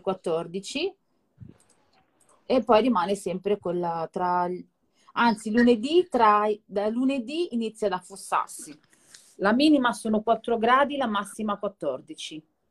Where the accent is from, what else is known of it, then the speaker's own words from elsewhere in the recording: Naples, Campania, Italy; now in Milan, Italy; vediamo Napoli dalle mie parti